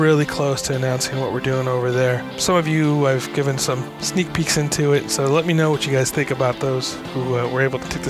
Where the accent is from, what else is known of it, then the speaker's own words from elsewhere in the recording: New York, United States; now in Southern California, United States; I'm from New York originally